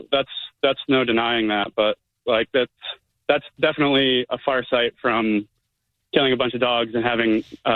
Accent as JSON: {"language": "English", "region": "Ohio", "country": "United States", "tie": "born or raised there", "moved": "yes", "lives_now": "Sarasota, United States", "said": "I grew up in Ohio, but I live in Sarasota now."}